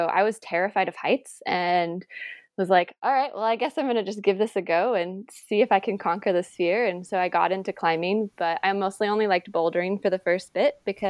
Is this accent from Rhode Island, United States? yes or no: no; Michigan, United States; moved away as an adult; now in California, United States; I moved to California from Michigan.